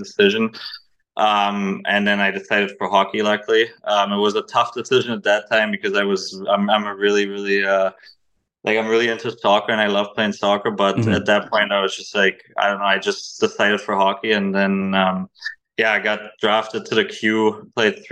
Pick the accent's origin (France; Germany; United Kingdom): Germany; now in San Jose, United States